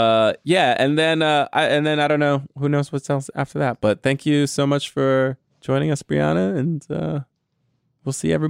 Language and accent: English; Texas, United States; Sorry for all the y'alls. I'm from Texas.